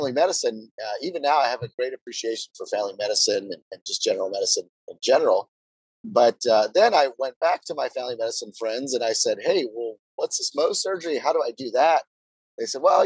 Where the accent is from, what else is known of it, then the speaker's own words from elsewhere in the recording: Brownsville, Texas, United States; moved away as an adult; also born or lived in Notre Dame, Indiana; I'm originally from South Texas. It's a border town called Brownsville, Texas, which is famous for being one of the poorest cities in America.